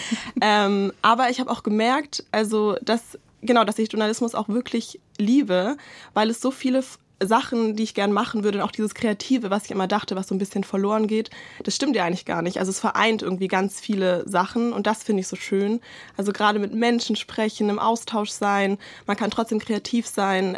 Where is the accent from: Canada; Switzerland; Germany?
Germany; Swabia; als Schwäbin